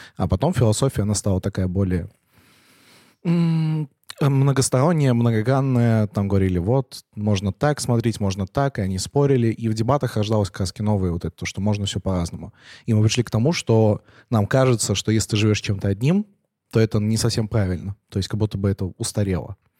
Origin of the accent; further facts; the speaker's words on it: Penza, Penza Oblast, Russia; now in Moscow, Russia; я из Пензы, я из Пензы поехал в Москву